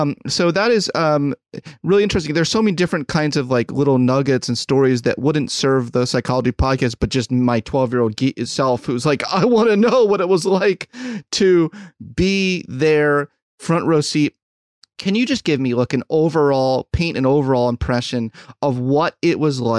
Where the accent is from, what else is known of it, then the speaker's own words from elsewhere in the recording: Philadelphia, Pennsylvania, United States; I grew up in Philadelphia